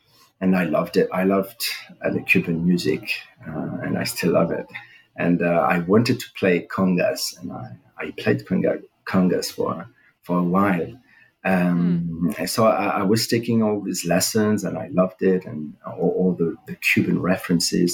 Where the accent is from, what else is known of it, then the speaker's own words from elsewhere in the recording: Paris, Île-de-France, France; English is a second language; moved away as an adult; now in Brazil; I was born in Paris in 76